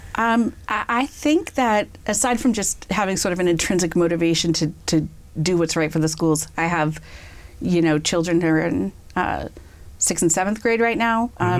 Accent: Natick, Massachusetts, United States; also born or lived in Amherst, Massachusetts / New York City; now in Franklin, United States; I grew up in Natick, so not too far from here

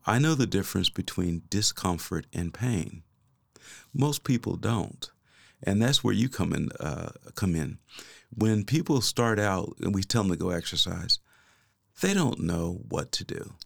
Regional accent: Kansas City, United States; moved away as an adult; also born or lived in Oklahoma; I am originally from Kansas City.

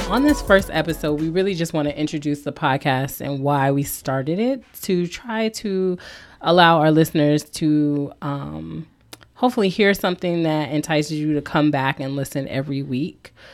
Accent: East Coast, United States; also born or lived in Louisiana; so I'm a military brat raised mainly on the East Coast and in the South, but I was born in Louisiana. So, again, hence blended Creole.

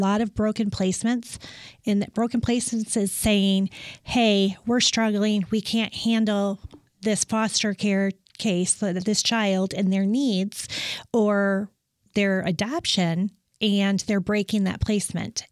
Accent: West Michigan, United States; moved away as an adult; also born or lived in Pittsburgh / Dallas; I was born and raised in West Michigan.

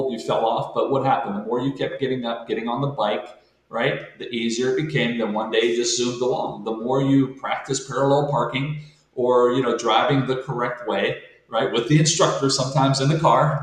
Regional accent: Monessen, Pennsylvania, United States; I'm a guy from Manesson, Pennsylvania, a small steel town

